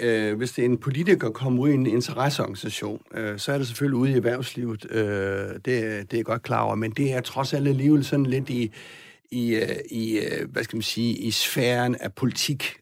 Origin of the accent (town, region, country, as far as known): Southern Jutland, Southern Denmark, Denmark; moved away